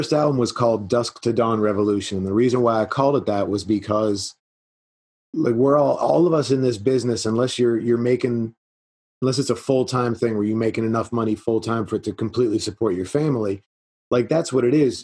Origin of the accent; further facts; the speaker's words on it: South Florida, United States; now in Lawrence, United States; I grew up in South Florida